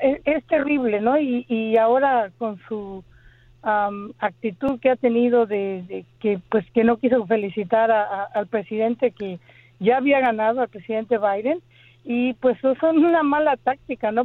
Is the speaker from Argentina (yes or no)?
no; Mexico; moved away as an adult; now in United States; yo soy de México